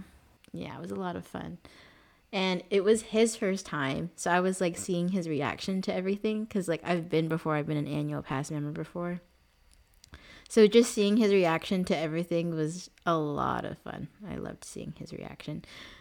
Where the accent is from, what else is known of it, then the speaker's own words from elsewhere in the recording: Philippines; That's like one of the main things that we bonded over at first was being Filipino.